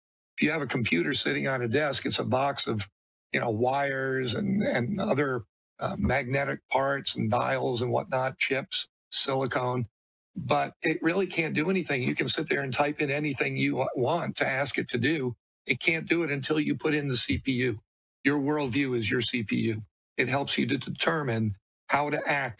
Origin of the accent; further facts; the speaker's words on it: New York City, New York, United States; moved away; also born or lived in Arizona; I'm a kid from New York City